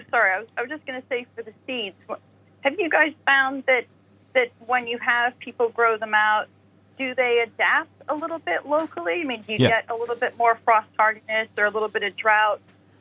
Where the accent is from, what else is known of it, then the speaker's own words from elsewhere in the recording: Midwest, United States; now in United Kingdom; from my home country, the Midwest.